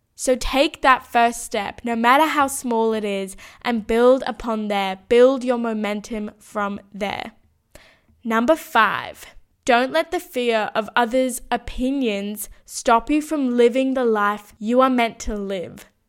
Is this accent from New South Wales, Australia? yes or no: yes; Sydney, New South Wales, Australia; moved away as an adult; When I moved out of my hometown as well